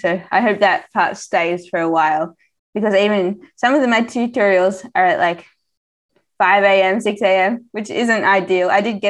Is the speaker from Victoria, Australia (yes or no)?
yes; Melbourne, Victoria, Australia; now in Girona, Spain; I'm from Melbourne.